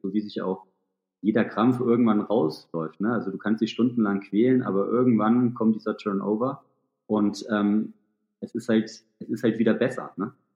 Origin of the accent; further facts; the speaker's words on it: Thuringian Forest, Germany; moved away; also born or lived in Hamburg; komme äh, mitten aus dem Thüringer Wald